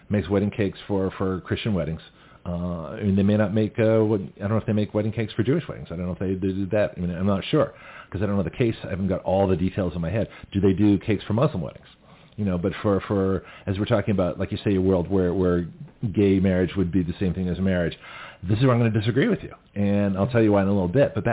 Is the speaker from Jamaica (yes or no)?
no; Canada; now in United States; So nobody knew I was from Canada to Australia to the United States. And so here I am. I've been in the country four years